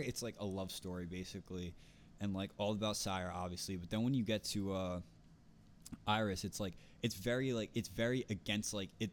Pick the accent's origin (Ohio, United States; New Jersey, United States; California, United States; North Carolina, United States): New Jersey, United States; accent: North Jersey; I'm from North Jersey